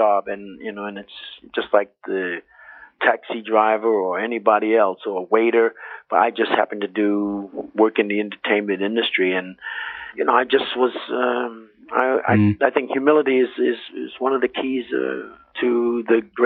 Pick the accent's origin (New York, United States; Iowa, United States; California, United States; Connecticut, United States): New York, United States; I was 14 years old, one of 11 children growing up in New York